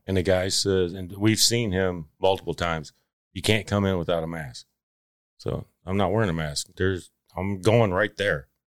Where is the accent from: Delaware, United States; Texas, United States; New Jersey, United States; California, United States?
Texas, United States; Palmer; also born or lived in Ann Arbor, Michigan; I grew up actually in Palmer, Texas